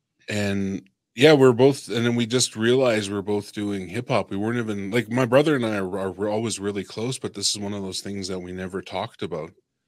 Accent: Tsuut'ina Nation, Alberta, Canada; also born or lived in Edmonton; I'm from the Tsuut'ina Nation. I'm from the Tsuut'ina Nation. This is what I was told. I'm from the Tsuut'ina Nation when I'm in Calgary. But when I'm with my dad's family, I'm Bush Cree. From Edmonton.

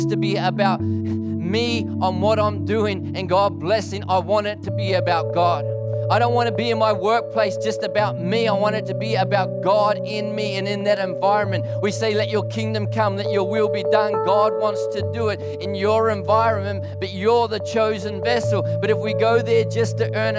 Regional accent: New Zealand; moved away as an adult; now in Melbourne, Australia; I live in Australia, lived there for 24 years, lived here for 20 years. I'm a Kiwi, Aussie, Quasi, except when the All Blacks, then I'm a Kiwi

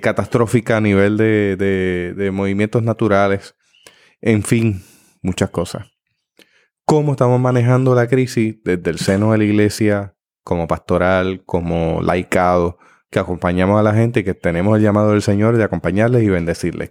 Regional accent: Puerto Rico; como puertorriqueños

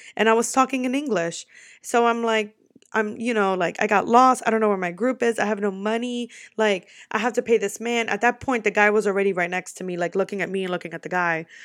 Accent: New York, United States; moved away; also born or lived in Florida; I'm from New York

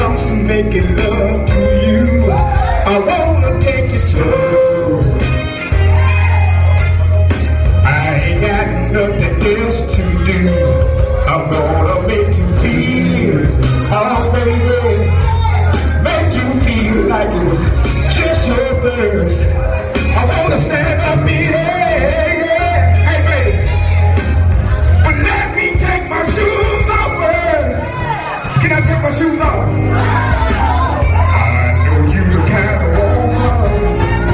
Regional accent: Texas, Mississippi, United States; I'm from Texas, Mississippi

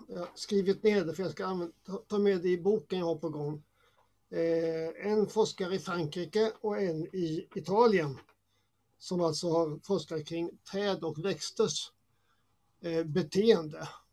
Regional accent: Småland, Sweden; jag är uppväxt i Småland som har mycket mm. träd

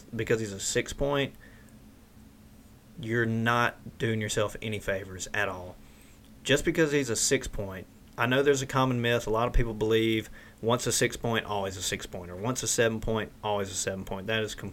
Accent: Mississippi, United States; in the South, we're from Mississippi.

